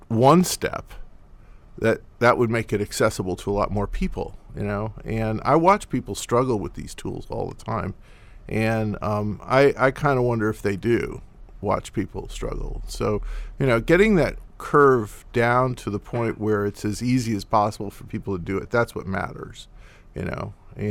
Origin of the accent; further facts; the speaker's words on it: New York, United States; I'm from New York, and it's a hard place to move